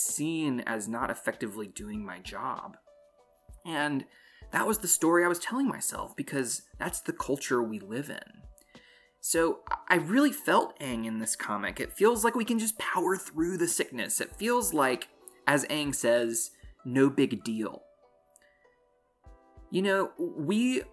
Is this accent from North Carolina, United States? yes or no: yes; North Carolina, United States; I'm from North Carolina